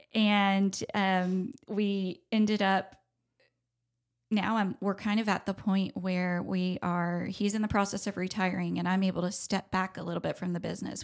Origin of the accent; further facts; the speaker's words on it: Charlotte, North Carolina, United States; I grew up in Charlotte in the arts industry